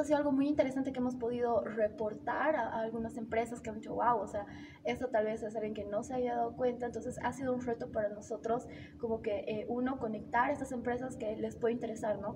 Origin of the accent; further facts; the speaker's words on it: Bolivia; soy de Bolivia